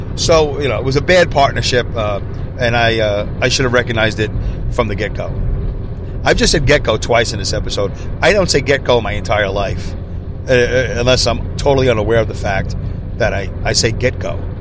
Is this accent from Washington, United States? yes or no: no; New York City, New York, United States; now in upstate New York, United States; I'm originally from Brooklyn. Uh, you know, I live in upstate New York now